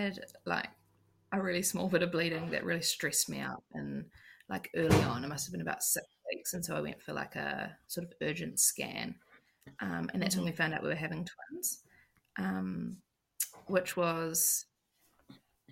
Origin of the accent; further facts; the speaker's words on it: Auckland, New Zealand; now in Christchurch, New Zealand; We live in a small town, like 40 minutes out of Christchurch. But we're originally from Auckland